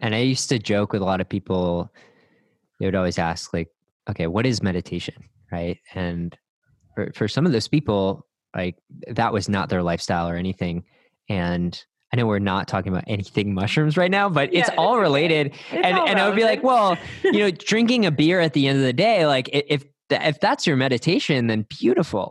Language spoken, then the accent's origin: English; Northeast, United States; now in Austin, United States; I grew up in the Northeast